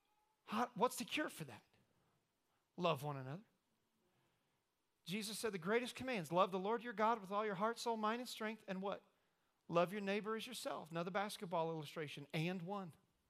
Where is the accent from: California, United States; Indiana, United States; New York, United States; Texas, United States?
Indiana, United States; I don't know if you know this or not, but I'm from Indiana.